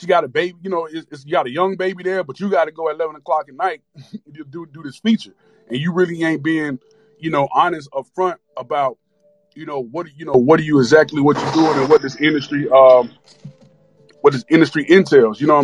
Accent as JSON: {"language": "English", "town": "Miami", "region": "Florida", "country": "United States", "said": "I'm from Miami"}